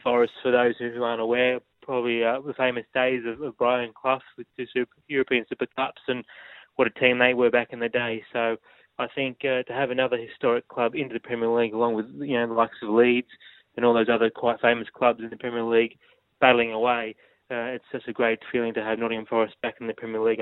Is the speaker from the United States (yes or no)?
no; Australia